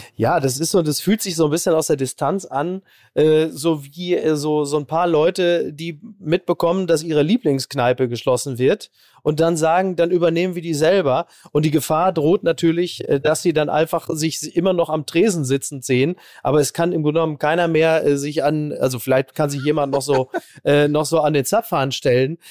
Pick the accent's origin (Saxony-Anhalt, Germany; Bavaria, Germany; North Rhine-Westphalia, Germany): North Rhine-Westphalia, Germany; Ruhr area and Münsterland; bei uns im Ruhrgebiet und im Münsterland